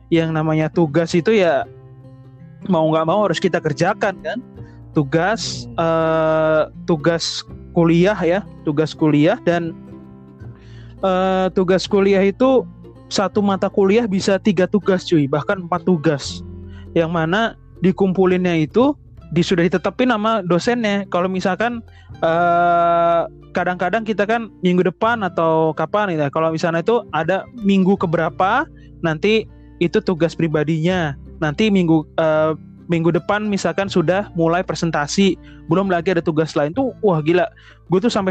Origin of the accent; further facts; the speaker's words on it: Yogyakarta, Special Region of Yogyakarta, Indonesia; karena gue juga dari Jogja gitu kan ngelihat kampus biru tuh